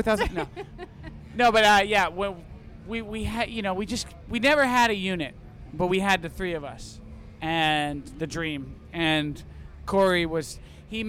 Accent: Maine, United States; born or raised there; also born or lived in Plymouth, Massachusetts; now in Los Angeles, United States

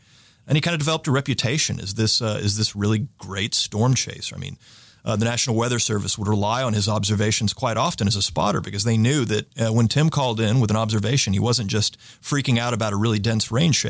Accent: Texas, United States; I mean, I grew up in Central Texas, and there's some very distinct tornadic events that, you know, occurred when I was about 15

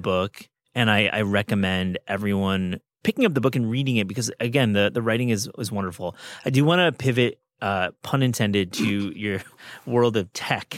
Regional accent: West Michigan, United States; I'm from Michigan.

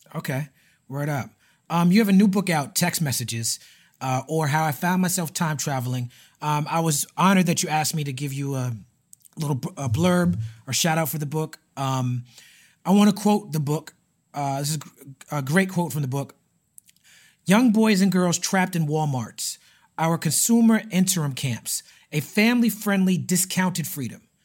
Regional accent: New York City, New York, United States; growing up in Brooklyn

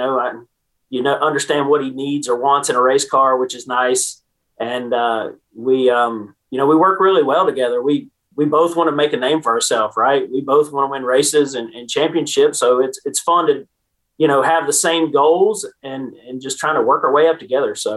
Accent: Winston-Salem, North Carolina, United States; I grew up around Bowman Gray Stadium with him, working on his modifieds

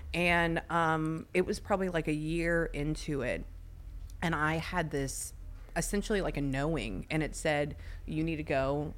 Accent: Pasadena, California, United States; technically I'm like half Mexican, right? Because I grew up in Pasadena.

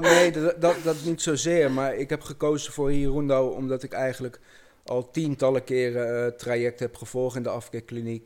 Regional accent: Amersfoort, Utrecht, Netherlands; ik kom uit Amersfoort

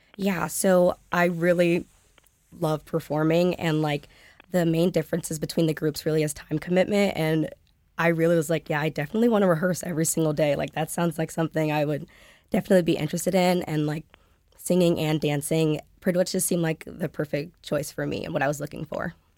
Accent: Indianapolis, Indiana, United States; I'm a sophomore from Indianapolis, Indiana

